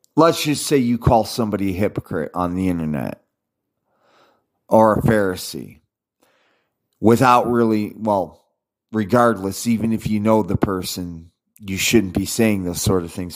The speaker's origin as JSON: {"language": "English", "country": "United States", "said": "I'm an American"}